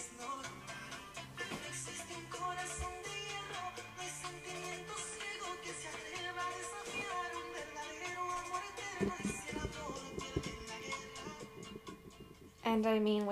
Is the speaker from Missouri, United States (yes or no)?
no; Chicago, Illinois, United States; in Chicago when we lived in the summer